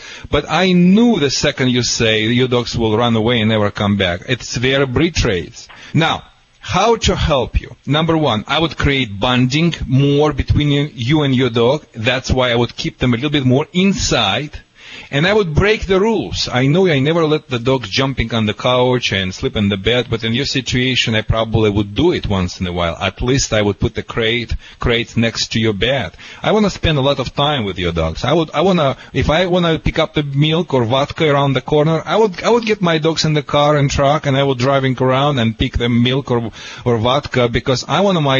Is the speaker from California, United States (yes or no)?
yes; California, United States; accent: California